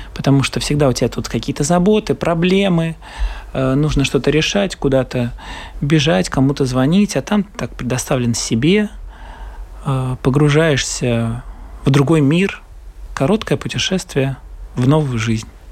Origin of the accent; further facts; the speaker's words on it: Riga, Latvia; я э, артист из Риги